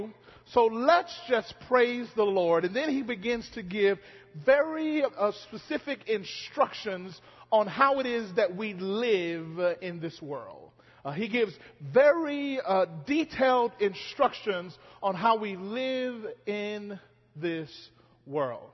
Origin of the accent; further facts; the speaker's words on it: Mississippi, United States; moved away; how I grew up singing it in Mississippi